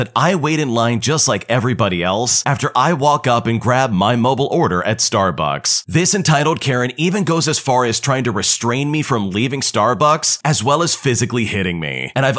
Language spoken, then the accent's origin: English; Australia; Now, I'm Australian, so any fellow Australians, please do not come for me.